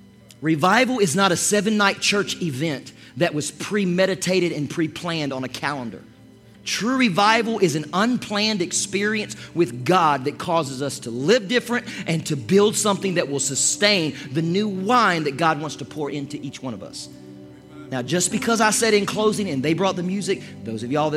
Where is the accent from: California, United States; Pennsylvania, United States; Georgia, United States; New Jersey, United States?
Georgia, United States; Toccoa; when I was growing up in Toccoa, Georgia. Actually, it was East Denali, Georgia